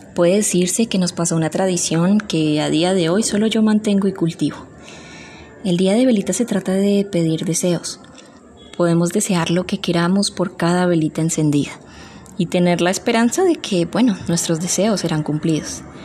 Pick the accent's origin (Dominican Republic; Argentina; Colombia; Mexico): Colombia; Como buenos colombianos, bailamos